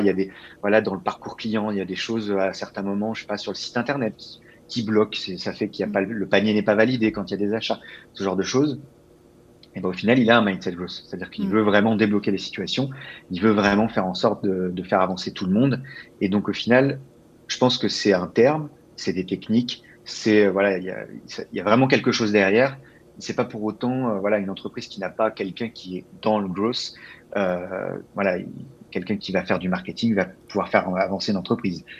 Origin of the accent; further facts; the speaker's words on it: Labbeville, Île-de-France, France; moved away as an adult; also born or lived in Paris, France; now in Montreal, Canada; alors, je viens d'un petit village qui s'appelle Labeville. donc, en fait, il y a 600 vaches et autant d'habitants